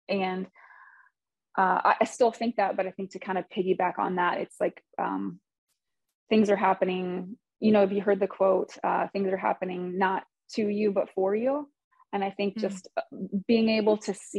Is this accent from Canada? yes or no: no; Michigan, United States; I'm from Michigan